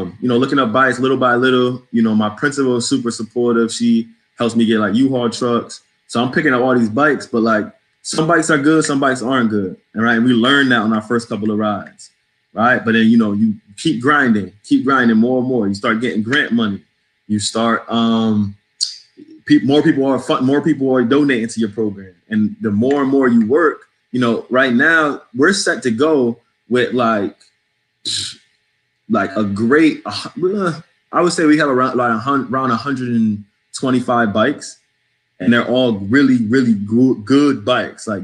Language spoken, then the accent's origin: English; New England, United States; accent: New England; also born or lived in New Jersey / Connecticut; now in Washington, D.C., United States; I sound like I'm from New England. I'm a New England boy.